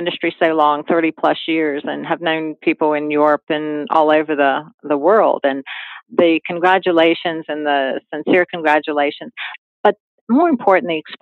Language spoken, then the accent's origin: English; Hagerstown, Maryland, United States; I was born in Hagerstown and relatives in Baltimore